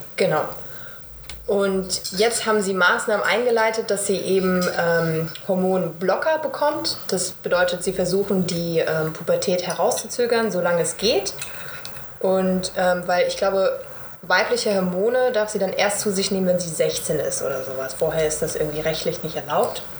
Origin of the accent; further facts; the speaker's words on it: Bad Homburg, Hesse, Germany; moved away; Ich bin aus Bad Homburg